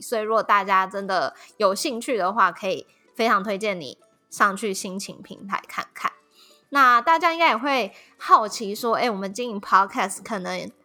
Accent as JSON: {"language": "Chinese", "country": "Taiwan", "said": "我们台湾人口"}